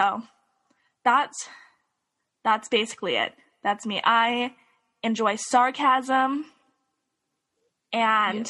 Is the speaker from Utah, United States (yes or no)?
yes; Salt Lake City, Utah, United States; I grew up in Salt Lake City